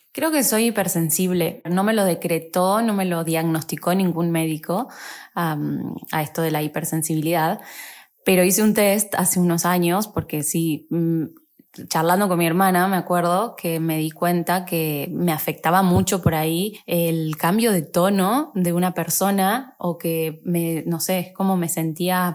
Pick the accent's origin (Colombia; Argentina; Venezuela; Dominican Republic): Argentina; moved away as an adult; also born or lived in Paris, France / Germany / Italy; me volví a Argentina